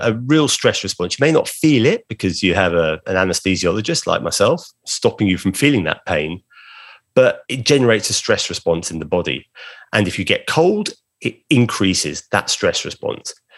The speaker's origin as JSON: {"language": "English", "town": "Brighton", "region": "South East England", "country": "United Kingdom", "tie": "born or raised there", "said": "my hometown of Brighton on the south coast of England"}